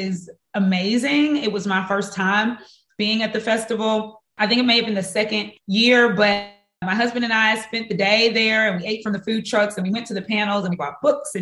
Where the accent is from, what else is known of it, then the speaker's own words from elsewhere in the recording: Mississippi, United States; my home state to be one that is rich with culture and art and beauty and diversity